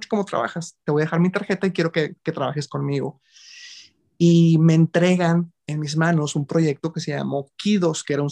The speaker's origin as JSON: {"language": "Spanish", "town": "Monclova", "region": "Coahuila", "country": "Mexico", "tie": "born or raised there", "also_born_or_lived": "Mexico City", "lives_now": "Monterrey, Mexico", "said": "antes de venir, porque yo soy originario de Monclova, Coahuila."}